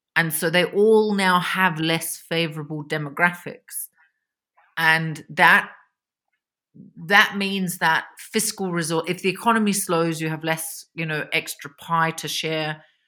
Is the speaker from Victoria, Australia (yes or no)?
yes; Victoria, Australia; moved away as an adult; also born or lived in Beijing, China / London, United Kingdom; now in Berlin, Germany; I grew up in Victoria